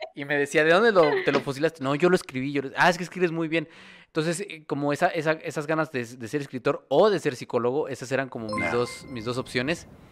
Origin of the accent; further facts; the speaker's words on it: Mexico; allá en mi pueblo en San Castolo